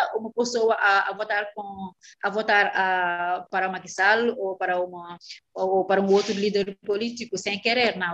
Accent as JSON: {"language": "Portuguese", "region": "Dakar", "country": "Senegal", "tie": "born or raised there", "also_born_or_lived": "Casamance", "second_language": "Portuguese", "said": "eu sou da Casamance, do sul do país. Eu nasci aí, em Casamance, no sul do país, e depois que a minha família mudou para, para a capital, Dakar, onde eu fiz uhum. todos os meus estudos"}